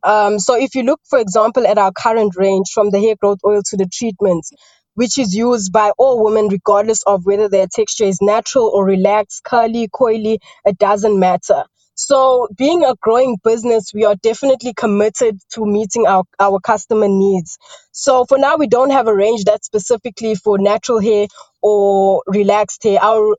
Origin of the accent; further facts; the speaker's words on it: Newlands, KwaZulu-Natal, South Africa; I grew up in Newlands, initially first in Newlands West, which attributed to my accent a bit, although it's faded because in 2015 I moved to Newlands East.